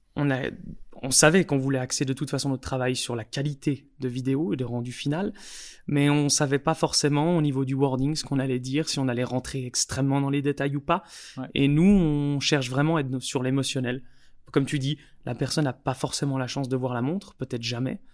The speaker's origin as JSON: {"language": "French", "country": "Switzerland", "said": "on est suisse"}